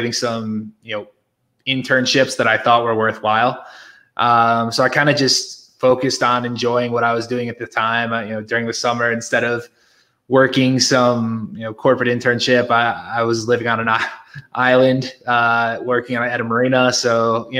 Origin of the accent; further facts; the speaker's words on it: Connecticut, United States; moved away as an adult; also born or lived in New York / Philadelphia; now in Mexico; I grew up in Connecticut. I spent pretty much my entire life there.